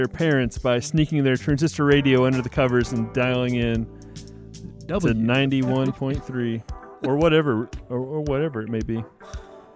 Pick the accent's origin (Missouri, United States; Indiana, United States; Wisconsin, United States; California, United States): Indiana, United States; Muncie; I grew up in Muncie